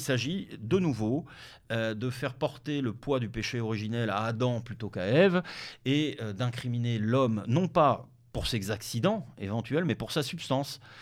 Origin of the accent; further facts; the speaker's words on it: Denmark; moved away; Je suis né au Danemark. Le hasard de la vie euh, m'a fait naître au Danemark